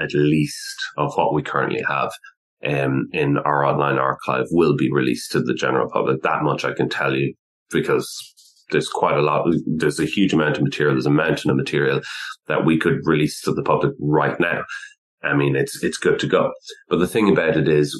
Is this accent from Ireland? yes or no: yes; Ireland; now in United Kingdom; I'm not actually born and raised in the UK. I'm from the Republic of Ireland.